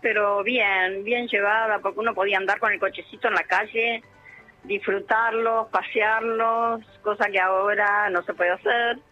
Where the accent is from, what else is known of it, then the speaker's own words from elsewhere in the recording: Ubajay, Entre Ríos, Argentina; moved away; soy de Ubajay, Entre Ríos